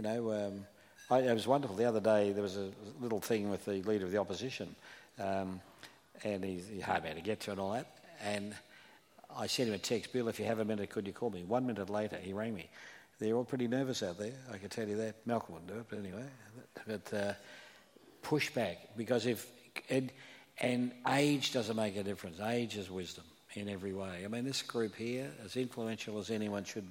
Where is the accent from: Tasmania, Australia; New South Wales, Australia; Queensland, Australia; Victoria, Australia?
Victoria, Australia; Melbourne; moved away; I come from Melbourne